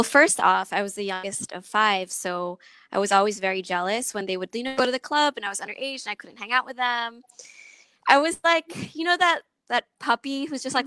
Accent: Philippines; also born or lived in Long Beach, California, United States; I was born in Long Beach, California, and I moved to the Philippines when I was young.

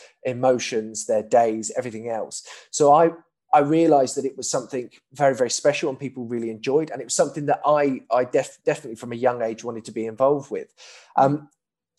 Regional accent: Milton Keynes, South East England, United Kingdom; I'm from Bletchley in Milton Keynes

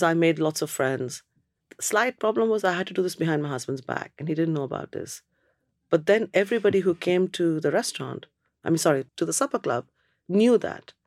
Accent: Kolkata, West Bengal, India; moved away as an adult; also born or lived in Cambridge, United Kingdom; now in United Kingdom; I'm from Calcutta. Whole bloody place is like a sauna.

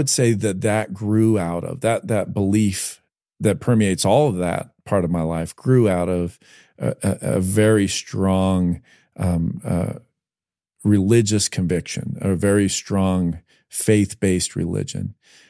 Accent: New Jersey, United States; also born or lived in Las Vegas, Nevada; I had a kid I was raised with first in Vegas, then in New Jersey.

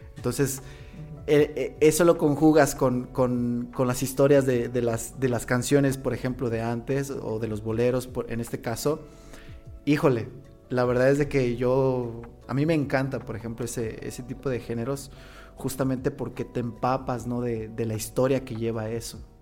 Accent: Las Choapas, Veracruz, Mexico; now in La Piedad, Mexico; soy originario de Las Chopas, Veracruz, eh, tengo ya aquí ah, alrededor de 20 tres años más o menos, le calculo. Aquí en La Piedad ya soy más piadense que, que jarocho

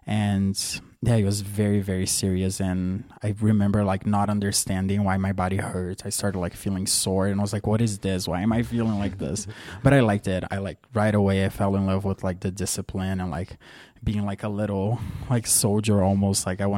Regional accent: Santa Catarina, Brazil; And there's this really good ballet school in my hometown called the Bolshoi. The Bolshoi has a school in my hometown.

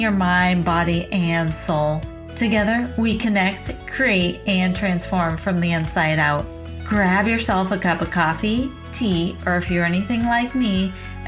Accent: San Diego, California, United States; moved away; coming all the way from my hometown of San Diego, California.

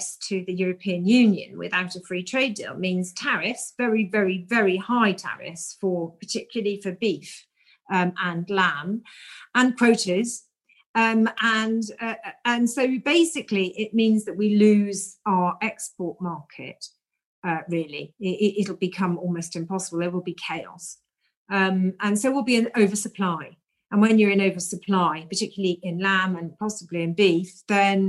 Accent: South Wales, United Kingdom; I grew up in South Wales

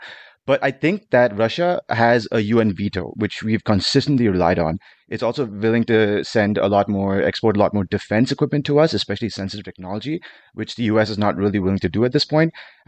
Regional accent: India; I'm Indian, so I meant India.

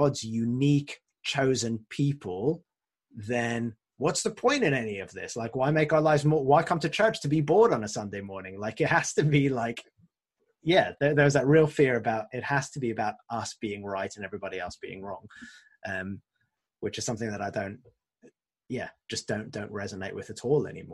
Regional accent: France; moved away; I grew up in France, and my French is a bit rusty.

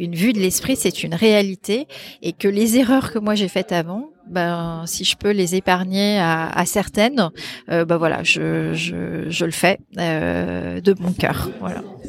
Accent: Brittany, France; also born or lived in Paris; mon mari, qui est breton comme moi, parce qu'on est breton

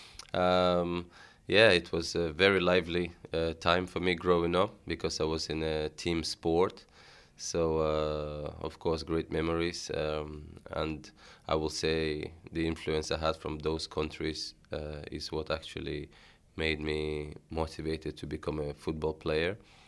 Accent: Tashkent, Uzbekistan; born there; It's, even today when people say, where are you from? I'm like a Russian mom, Nigerian dad. Where were you born? In Uzbekistan.

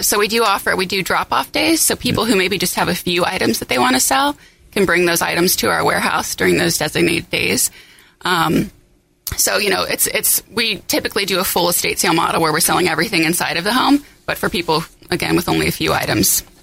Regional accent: Cincinnati, Ohio, United States; I'm originally from Cincinnati, where we're headquartered

